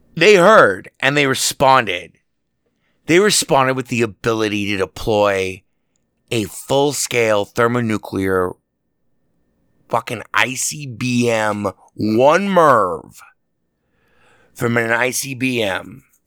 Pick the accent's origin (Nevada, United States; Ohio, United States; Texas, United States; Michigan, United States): Nevada, United States; Las Vegas; here in my hometown, Las Vegas, where I'm speaking to you from